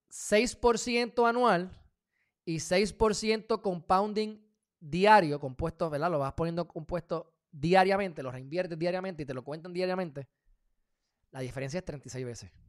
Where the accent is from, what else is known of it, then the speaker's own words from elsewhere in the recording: United States; Porque soy de Estados Unidos.